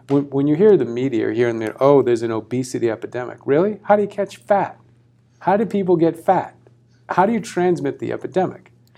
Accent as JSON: {"language": "English", "region": "Massachusetts", "country": "United States", "moved": "yes", "said": "I'm from Massachusetts originally"}